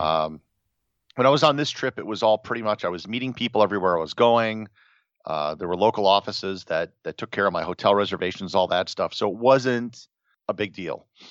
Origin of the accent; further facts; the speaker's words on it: Wisconsin, United States; grew up in Wisconsin, never really traveled that much